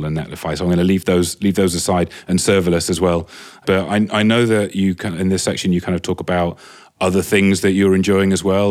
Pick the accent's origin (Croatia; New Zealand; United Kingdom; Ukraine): United Kingdom; England; accent: English; now in London, United Kingdom; as an Englishman